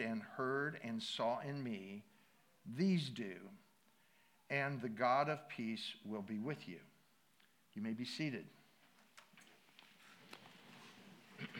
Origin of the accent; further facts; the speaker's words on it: Midwest, United States; I grew up in the Midwest, water skiing